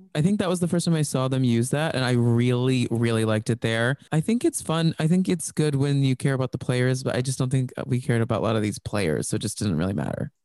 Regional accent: Texas, United States; I grew up in Texas

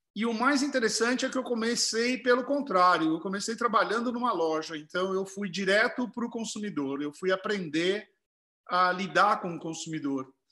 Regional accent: Herculândia, São Paulo, Brazil; moved away as an adult; also born or lived in Tupã; Herculândia, onde eu nasci

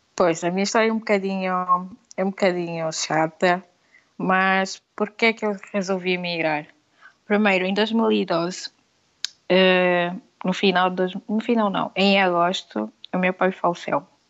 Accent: Lobito, Benguela, Angola; accent: Angolan; moved away as an adult; Eu sou angolana e vivia por Sul, Aquilo era Bengala Lubito

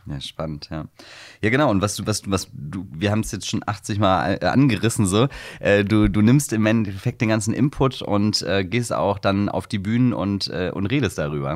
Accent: Wiesbaden, Hesse, Germany; now in Hamburg, Germany; ich komme ursprünglich aus Hessen, nee, Wies, also, mhm. Äh, nee, von Wiesbaden

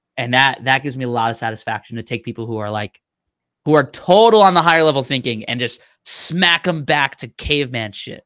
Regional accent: Mastic, New York, United States; now in Virginia, United States; I grew up five minutes from the beach

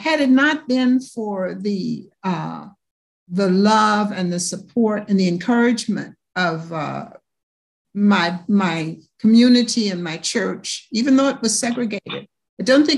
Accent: Louisville, Kentucky, United States; I was born in the Jim Crow South in Louisville, Kentucky

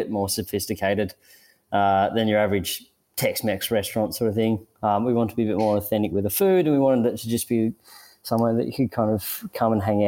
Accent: Sydney, New South Wales, Australia; moved away; I grew up in Sydney

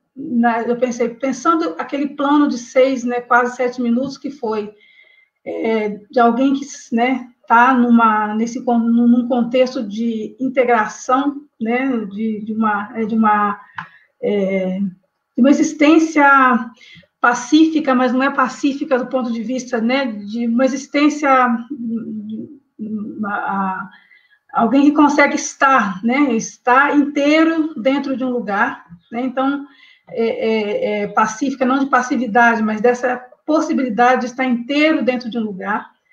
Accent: Vale do Rio Doce, Minas Gerais, Brazil; Eu sou do Vale do Rio Doce

